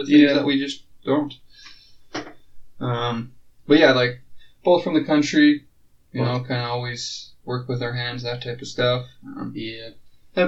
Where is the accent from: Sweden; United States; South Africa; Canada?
Canada; Lloydminster